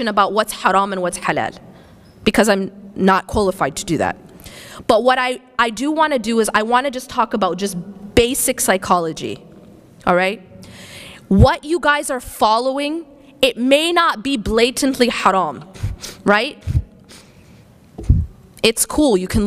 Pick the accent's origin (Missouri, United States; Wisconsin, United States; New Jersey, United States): Wisconsin, United States; now in California, United States; I grew up in the Midwest. I grew up in Wisconsin